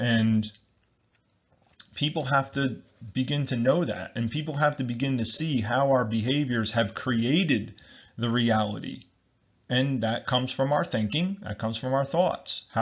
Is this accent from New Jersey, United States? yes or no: yes; New Jersey, United States; I'm from New Jersey in the United States